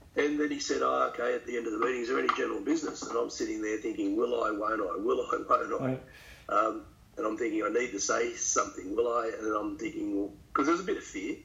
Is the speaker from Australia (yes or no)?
yes; St Marys, New South Wales, Australia; I grew up in St Mary's